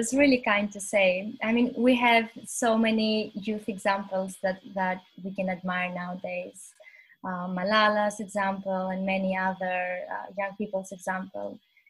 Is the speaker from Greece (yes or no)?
yes; Greece; moved away as an adult; also born or lived in United Kingdom; now in Albania; I'm originally from Albania. I grew up in Greece, and then I did my university, part of my university studies in the UK, but I'm currently working in Albania.